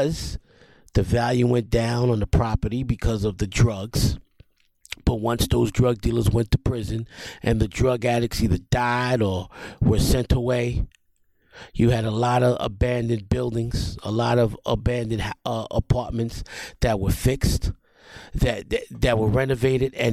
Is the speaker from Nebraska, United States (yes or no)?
no; New York City, New York, United States; I grew up in the South Bronx